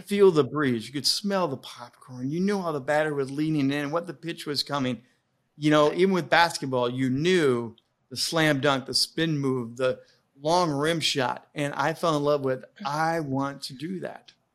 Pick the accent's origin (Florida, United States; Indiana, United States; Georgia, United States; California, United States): Indiana, United States; I grew up in Indiana